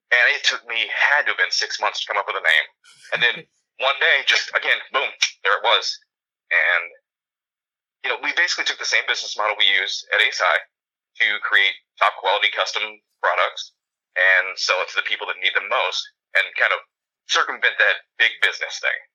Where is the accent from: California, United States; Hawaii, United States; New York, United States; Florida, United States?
Florida, United States; I was born and raised here in Florida, not very far from the parks at all. So I spent a lot of time growing up uh, in the Magic Kingdom.